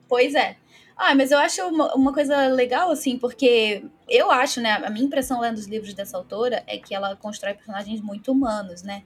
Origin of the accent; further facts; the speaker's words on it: Baixada Fluminense, Rio de Janeiro, Brazil; moved away as an adult; now in Londrina, Brazil; eu nasci é, na Baixada Fluminense, fui criada aí também